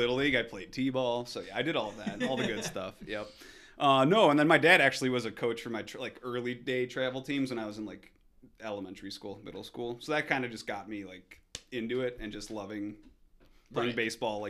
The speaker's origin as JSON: {"language": "English", "town": "Hinsdale", "region": "Illinois", "country": "United States", "tie": "born or raised there", "also_born_or_lived": "Oak Park, Illinois", "said": "No, I grew up in Hinsdale."}